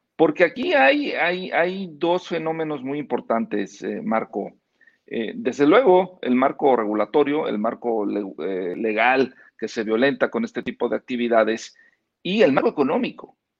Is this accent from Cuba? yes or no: no; Mexico